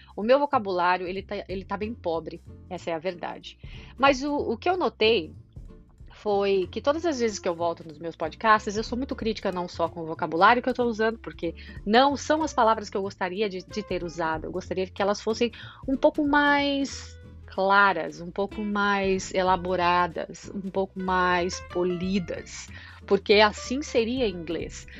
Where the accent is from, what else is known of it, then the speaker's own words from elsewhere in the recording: São Paulo, Brazil; moved away as an adult; now in Ireland; Saí do Brasil